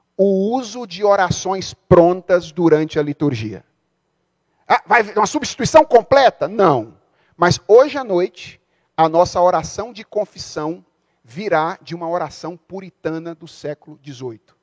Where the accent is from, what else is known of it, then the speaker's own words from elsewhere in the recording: Brazil; a gente é brasileiro